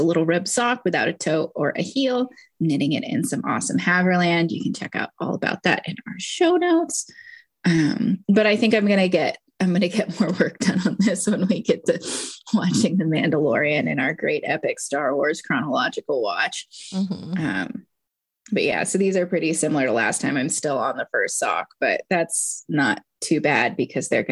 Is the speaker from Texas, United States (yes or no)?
yes; Houston, Texas, United States; I grew up in Houston, so that's the only thing I remember from being a child in the Gulf Coast around Mardi Gras is enjoying king cake